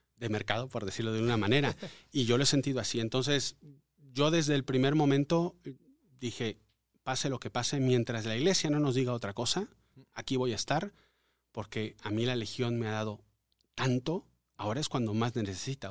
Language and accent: Spanish; Mérida, Yucatán, Mexico; moved away; also born or lived in Mexico City; aunque nací en Ciudad de México, viví toda mi niñez en Mérida, Yucatán. De, ahí está mi familia, ahí, de ahí soy